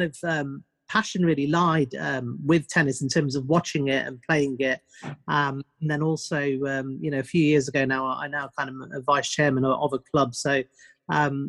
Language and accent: English; United Kingdom; I'm born and bred in the UK. In terms of where I am, about 2 hours north of London.